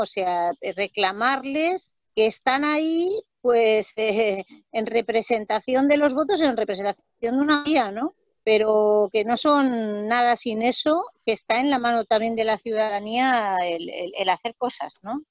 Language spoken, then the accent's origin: Spanish; Extremadura, Spain; yo soy extremeña